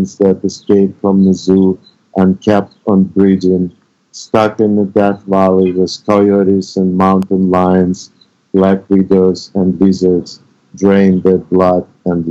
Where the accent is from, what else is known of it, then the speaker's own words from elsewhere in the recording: Russia; moved away; also born or lived in United States; I was exiled from Russia